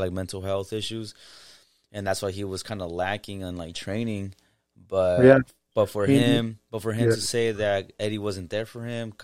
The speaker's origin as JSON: {"language": "English", "area": "the Bay Area", "region": "California", "country": "United States", "said": "We're from the Bay"}